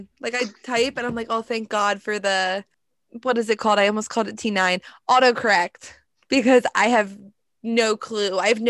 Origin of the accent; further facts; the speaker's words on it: Pennsylvania, United States; Corinne, Pennsylvania. I'll give you that truth at least.